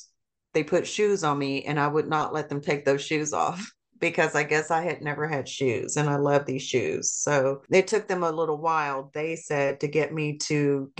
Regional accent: Seoul, South Korea; born there; I was born in 1964 in Seoul, Korea.

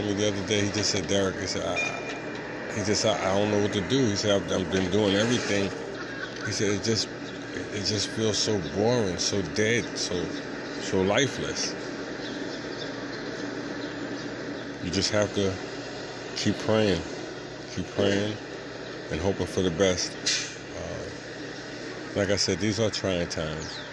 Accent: New York City, New York, United States; moved away; for my whole life growing up in New York

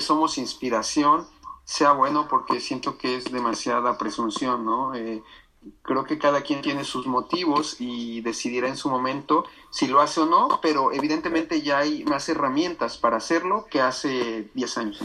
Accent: Mexico; nosotros como mexicanos necesitamos visa

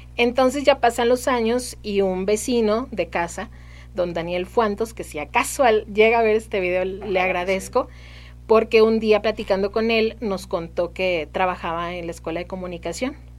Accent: Saltillo, Coahuila, Mexico; Soy de aquí de Saltillo

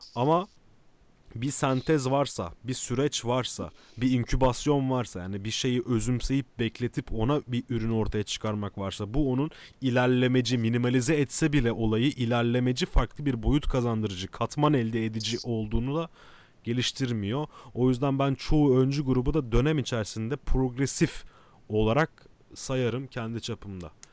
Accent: Kadıköy, Istanbul, Turkey; Kadıköy acilin içinde büyüdük

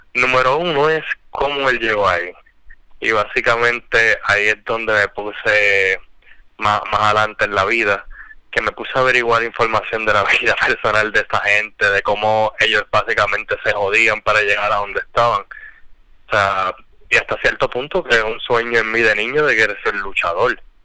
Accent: Puerto Rico; aquí en Puerto Rico, en el barrio donde yo me crié en Cuchilla

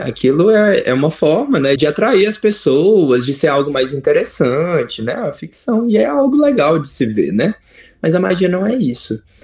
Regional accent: São Sebastião do Rio Preto, Minas Gerais, Brazil; moved away; also born or lived in Belo Horizonte; Eu morava no interior, sou do interior é, de Minas, eu sou de São Sebastião do Rio Preto, é uma cidade perto de Itabira

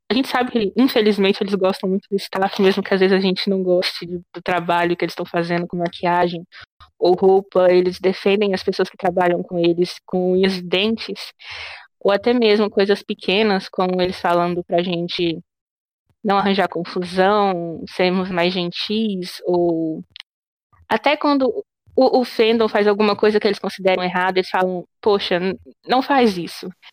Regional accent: Brazil; eu sou brasileira e não gringa

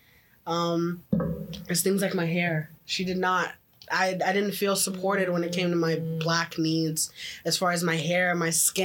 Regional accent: Memphis, Tennessee, United States; also born or lived in Oakville, Canada; now in Canada; I came from the hood, the ghetto. I was from Memphis.

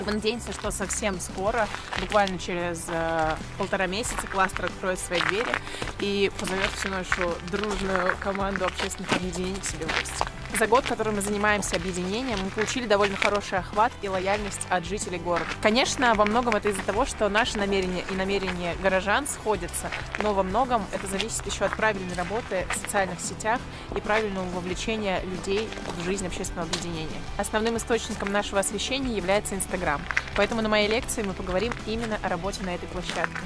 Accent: Protvino, Moscow Oblast, Russia; я из Протвино, и я очень люблю этот город

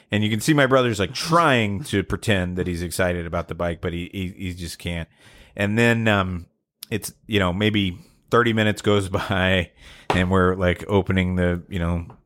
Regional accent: Atlanta, Georgia, United States; I lived, I grew up in Atlanta

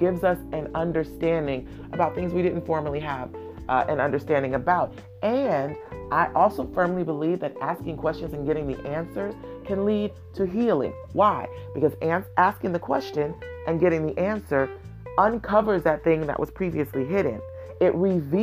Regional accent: Oakland, California, United States; I was born and raised in Oakland.

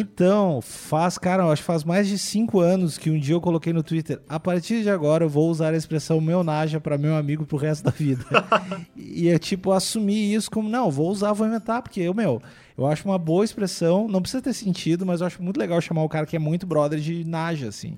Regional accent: Cachoeirinha, Rio Grande do Sul, Brazil; moved away as an adult; also born or lived in Porto Alegre; now in São Paulo, Brazil; eu nasci em Cachoeirinha, que é uma cidade da, do lado de Porto Alegre

